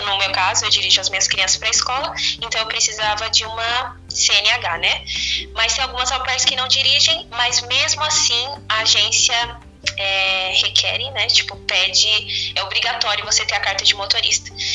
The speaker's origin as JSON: {"language": "Portuguese", "country": "Brazil", "moved": "as an adult", "lives_now": "United States", "said": "a gente é do Brasil"}